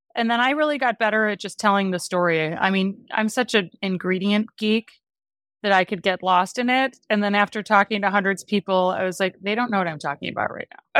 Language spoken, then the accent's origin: English; Wisconsin, United States; I grew up in Wisconsin